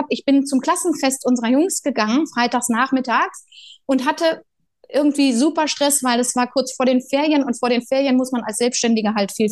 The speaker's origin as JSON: {"language": "German", "region": "Berlin", "country": "Germany", "tie": "born there", "also_born_or_lived": "near Cologne", "said": "ich bin in Berlin geboren, meine Kinder auch, aber mein Herz schlägt für Köln. Meine Eltern sind beide Kölner. Ich habe immer, also mein halbes Leben in der Nähe von Köln verbracht, in der Großfamilie auf dem Land"}